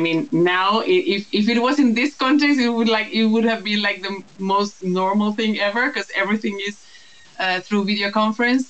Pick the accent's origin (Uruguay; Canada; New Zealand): Uruguay; moved away as an adult; now in Netherlands; I am Uruguayan. I'm also half Dutch. And that's part of the reason why I now live in the Netherlands.